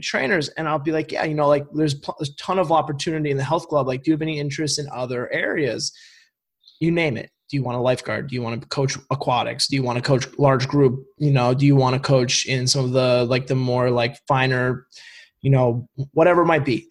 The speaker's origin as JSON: {"language": "English", "region": "Vermont", "country": "United States", "said": "I'm from Vermont"}